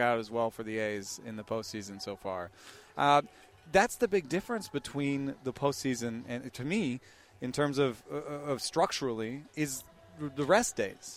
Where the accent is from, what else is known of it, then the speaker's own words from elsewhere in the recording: Atlanta, Georgia, United States; moved away; I grew up in Atlanta